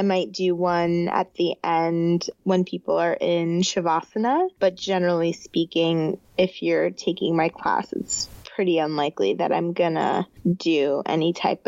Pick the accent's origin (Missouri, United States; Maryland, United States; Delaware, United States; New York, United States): New York, United States; also born or lived in Zimbabwe; So I was born in Zimbabwe and I left there when I was 2.5. And then we've lived in a bunch of different places, but starting at age like 11, I grew up in upstate New York